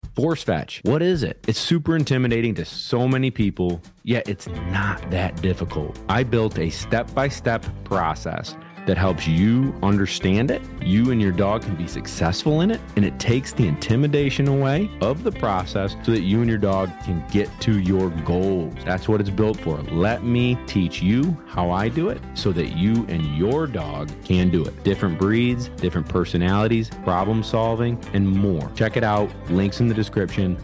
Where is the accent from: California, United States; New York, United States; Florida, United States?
New York, United States; central; we're from central New York